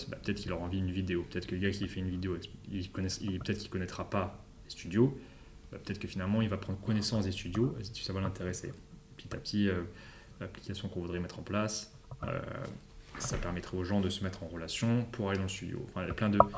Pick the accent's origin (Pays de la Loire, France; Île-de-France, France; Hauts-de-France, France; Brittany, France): Île-de-France, France; Paris; ou Paris, parce que bah, Paris, parce que on vient de Paris, ou euh, Londres.